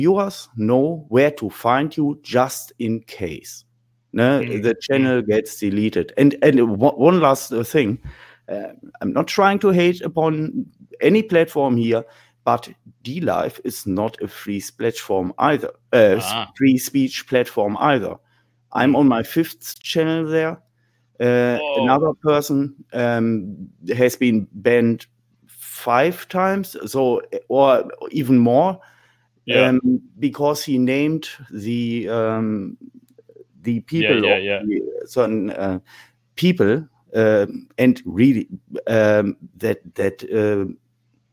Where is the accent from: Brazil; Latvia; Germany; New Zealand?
Germany; I'm from Germany